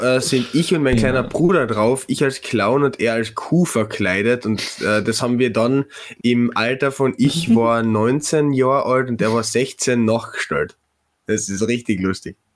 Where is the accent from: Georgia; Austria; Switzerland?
Austria; Klagenfurt, Carinthia; ich als Klagenfurter